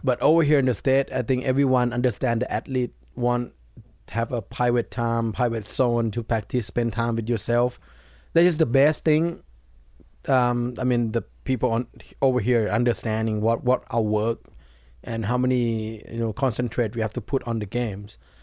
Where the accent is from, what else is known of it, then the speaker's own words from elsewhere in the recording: Thailand; it's really similar to my home country.